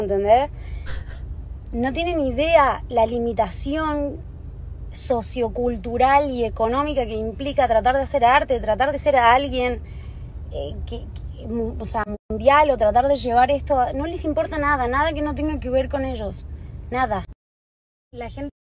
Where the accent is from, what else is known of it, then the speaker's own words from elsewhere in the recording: Jujuy, Argentina; nací en Jujuy